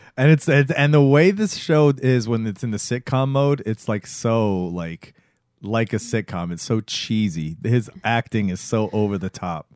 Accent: Florida, United States; growing up in Florida

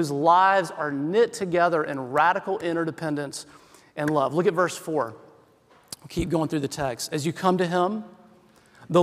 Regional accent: South Carolina, United States; now in Oakland, United States; I'm from South Carolina.

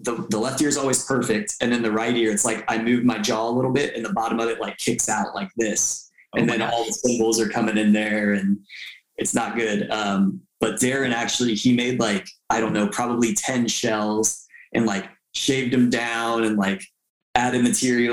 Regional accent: Tampa, Florida, United States; my hometown in Tampa

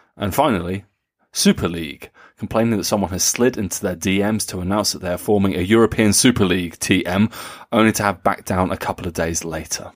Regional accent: Nuremberg, Bavaria, Germany; Nuremberg, uh, my hometown

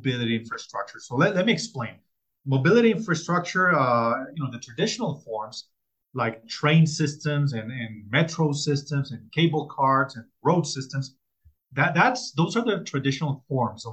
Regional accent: Colombia; I'm originally from Colombia

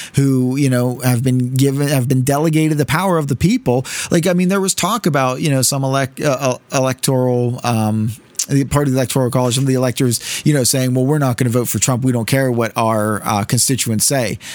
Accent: United States; as American citizens

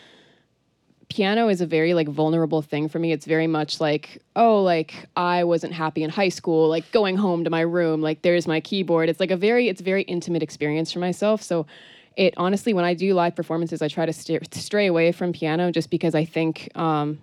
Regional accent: Colchester, Vermont, United States; also born or lived in New Hampshire / New Orleans; I am from Colchester, Vermont originally. Grew up there until I was 16.

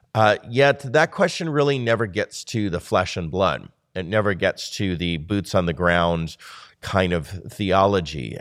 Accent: United States; we are a lonely people as an American society

